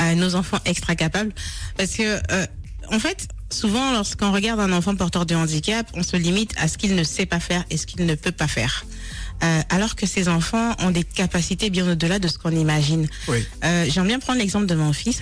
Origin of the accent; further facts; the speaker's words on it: Gabon; now in France; je suis d'origine du Gabon et euh, j'ai euh, passé euh, une partie de, de, de, de, ma, de, ma, jeunesse